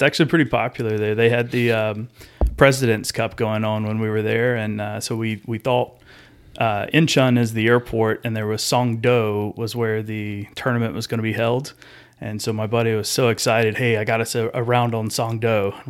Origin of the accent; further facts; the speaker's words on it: Georgia, United States; I grew up in Pike County, Georgia. It's about 2 hours south of here. It's a small county and a small town, and probably more cows than people there.